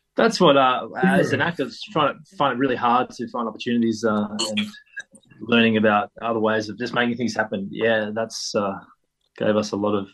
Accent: Bendigo, Victoria, Australia; now in Melbourne, Australia; coming to Melbourne from growing up in Bendigo

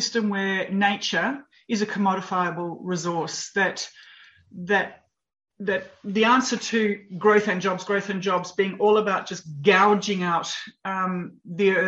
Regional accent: Australia; I grew up in Australia

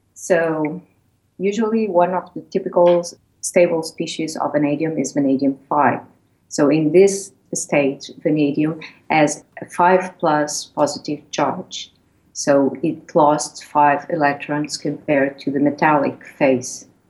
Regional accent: Portugal; moved away as an adult; now in Hull, United Kingdom; I'm original from Portugal, so I studied in Lisbon

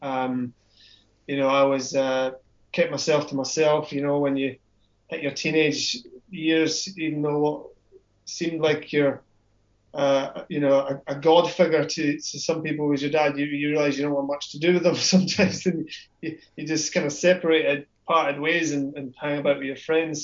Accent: Scotland, United Kingdom; grew up in Scotland.

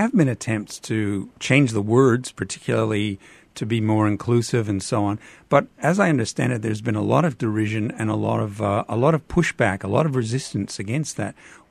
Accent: Canada; accent: Canadian; as you can tell from my accent, Canadian

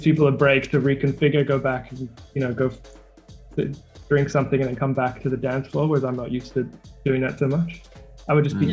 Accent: Sydney, New South Wales, Australia; I'm from Sydney, Australia

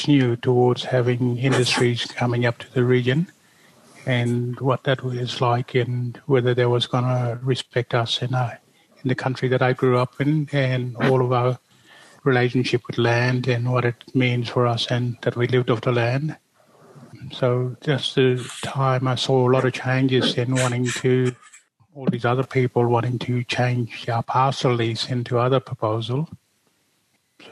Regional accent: Derby, Western Australia, Australia; also born or lived in Broome / Mount Anderson; I grew up and born in Derby

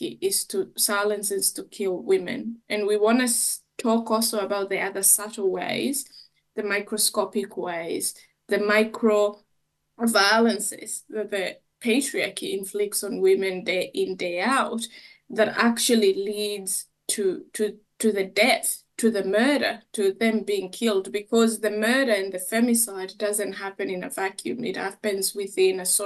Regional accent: Kenya; moved away; being a Kenyan woman

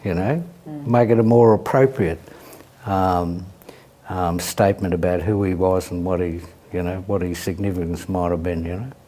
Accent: Melbourne, Victoria, Australia; Bruce and I come from Fitzroy

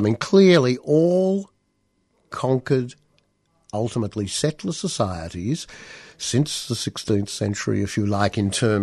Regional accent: Australia; growing up in Australia in an urban context

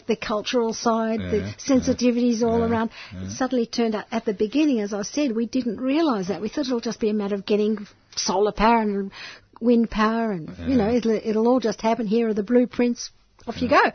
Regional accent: Melbourne, Victoria, Australia; moved away as an adult; also born or lived in South America; now in Sydney, Australia; I grew up in Melbourne

